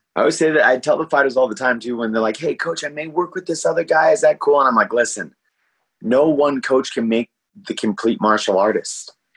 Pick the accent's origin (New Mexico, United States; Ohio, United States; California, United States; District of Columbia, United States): New Mexico, United States; Albuquerque; also born or lived in El Paso, Texas; We moved up to Albuquerque when I was a little boy, and uh, and I was raised in part of Albuquerque